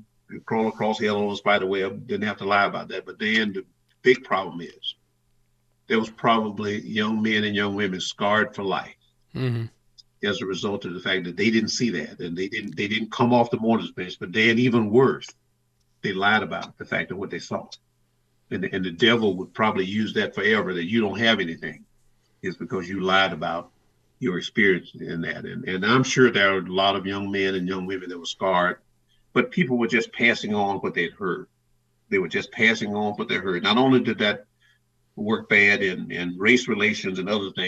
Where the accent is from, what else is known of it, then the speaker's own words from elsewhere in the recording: the South, United States; growing up in the South that I grew up in.